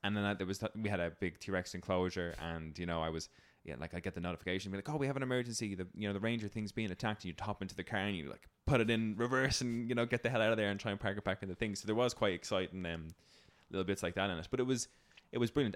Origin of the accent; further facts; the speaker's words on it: Ireland; as an Irish person